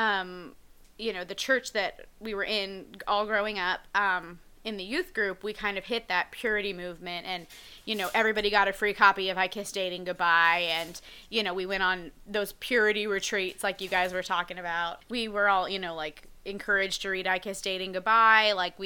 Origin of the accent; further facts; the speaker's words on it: Oklahoma, United States; I'm from Oklahoma, about an hour from your hometown